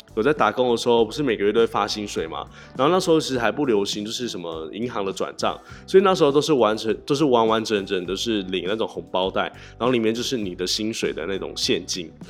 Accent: Tainan, Taiwan; also born or lived in Taoyuan; 因为我是台南人嘛

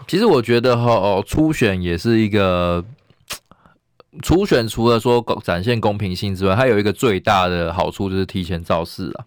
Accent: Taiwan; 我们台湾人

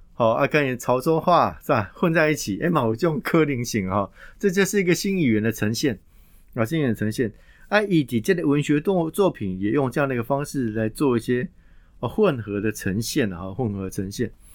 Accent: Taiwan; 考验的我们台湾人

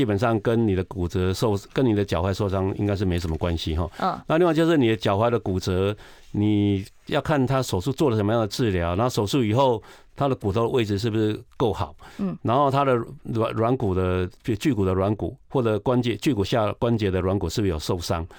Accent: Taiwan; 我这我一般我们台湾人吃不到那个量。

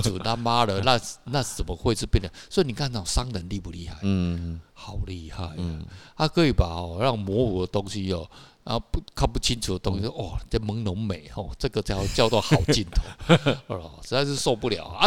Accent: Kaohsiung, Taiwan; also born or lived in Tamsui; 我小时候在高雄长大的

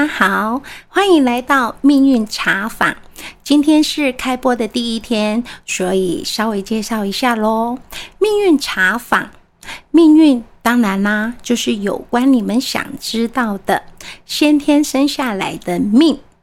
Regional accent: Taiwan; 我们台湾人说的，“卖鸡的时阵入厝啦，不要这个时候入错。”

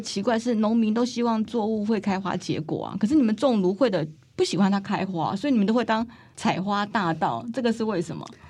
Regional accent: Taiwan; 咱台湾人爱讲台语吼，所以请大家忍耐我台语无讲真认真吼

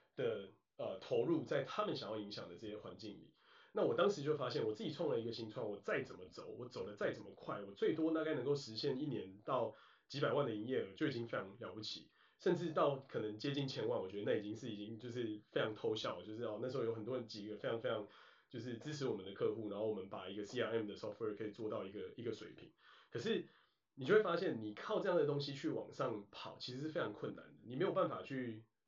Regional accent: Taiwan; moved away; 家乡台湾

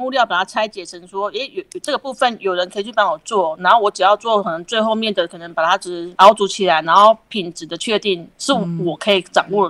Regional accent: Nantou County, Taiwan; 对对对，是我的故乡。

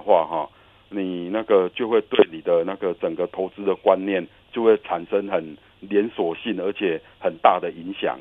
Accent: Taiwan; 我们台湾人

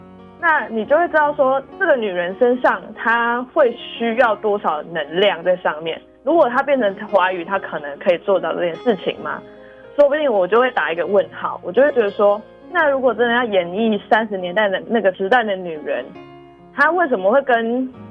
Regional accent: Taiwan; first language Taiwanese Hokkien; Chinese is a second language; 就是我是讲台语的家庭，其实我从小从阿嬷啊，或者是即便到现在跟爸爸妈妈沟通，其实都是用台语去做沟通比较多。

